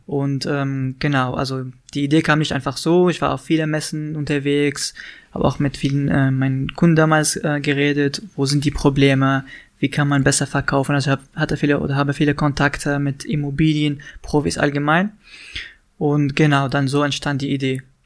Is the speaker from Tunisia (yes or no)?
yes; Tunisia; German is a second language; moved away as an adult; now in Berlin, Germany; in Tunesien bin ich aufgewachsen, habe ich da studiert, ganz normal